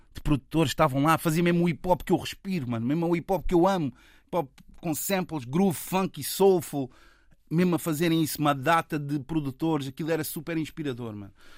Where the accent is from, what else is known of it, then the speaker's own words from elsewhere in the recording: Lisbon, Portugal; nós somos celas, seremos sempre celas, estás a ver? Eu, na realidade, sou mesmo um filho daqui, estás a ver? Isso faz muita diferença, é uma questão identitária. Eu nasci aqui, eu não vim morar para aqui